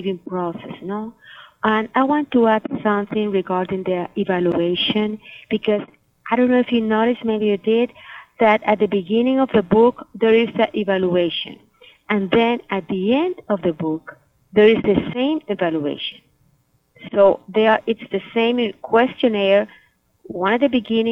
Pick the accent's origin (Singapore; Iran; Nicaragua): Nicaragua; now in Miami, United States; I am from Nicaragua